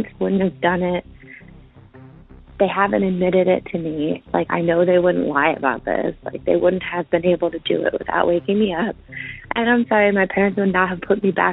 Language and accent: English; Pennsylvania, United States; I'm calling from Pennsylvania. This happened in Pennsylvania when I was young, like 4 or 5, at my parents' house